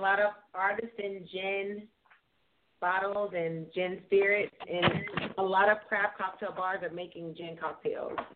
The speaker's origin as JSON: {"language": "English", "town": "Charleston", "region": "South Carolina", "country": "United States", "said": "we are from Charleston, South Carolina"}